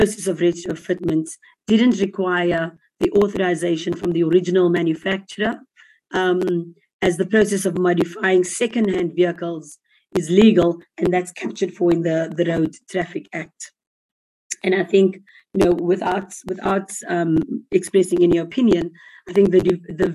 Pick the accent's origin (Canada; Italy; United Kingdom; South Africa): South Africa; as a South African citizen